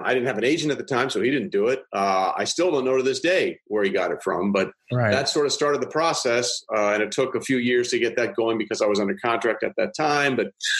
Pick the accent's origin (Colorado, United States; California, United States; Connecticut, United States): Connecticut, United States; Greenwich; moved away as an adult; also born or lived in New York / St. Louis, Missouri; I'm from Connecticut originally. I was born in New York and grew up in a town called Greenwich right outside New York.